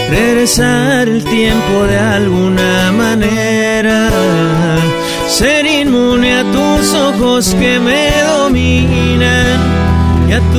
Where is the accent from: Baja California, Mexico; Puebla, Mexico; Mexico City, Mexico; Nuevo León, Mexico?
Baja California, Mexico; Tijuana; de Tijuana.